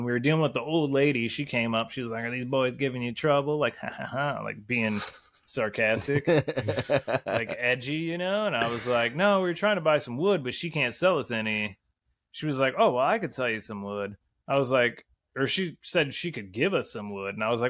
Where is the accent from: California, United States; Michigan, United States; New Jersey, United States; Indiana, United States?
Michigan, United States; we're Americans from Michigan